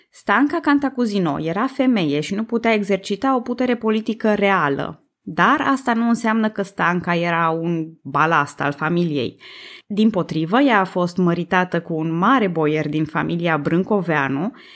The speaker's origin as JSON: {"language": "Romanian", "region": "Transylvania", "country": "Romania", "said": "eu sunt tot ardeleancă"}